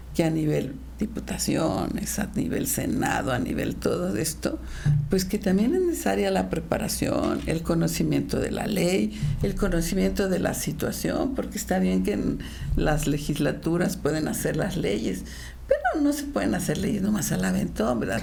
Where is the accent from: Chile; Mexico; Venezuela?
Mexico; Querétaro; servir a mi pueblo queretanas y queretanos